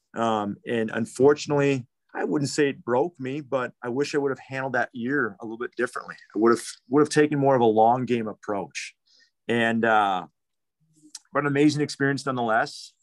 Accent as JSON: {"language": "English", "town": "Waukesha", "region": "Wisconsin", "country": "United States", "tie": "born or raised there", "said": "I grew up in the Waukesha community"}